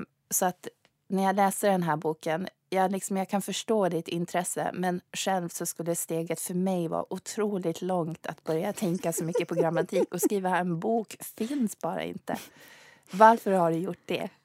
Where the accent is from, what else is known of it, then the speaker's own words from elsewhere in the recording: Sweden; first language Swedish; jag kommer från Sverige, svenska är mitt modersmål